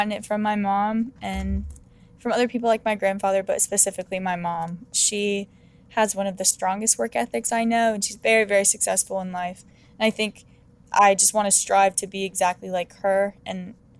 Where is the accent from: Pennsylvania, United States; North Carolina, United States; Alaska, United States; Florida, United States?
North Carolina, United States; also born or lived in Arizona / California; I was born in Arizona, and then around 3 years old, I moved to North Carolina. I went to 2 different schools during the time that I was in North Carolina. And then I moved to California and went to 2 different schools there.